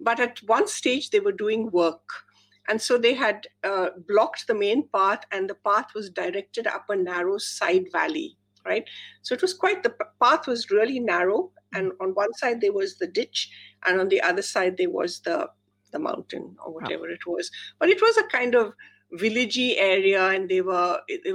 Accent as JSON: {"language": "English", "country": "India", "tie": "born or raised there", "moved": "yes", "said": "I grew up in India and we still go to India a lot"}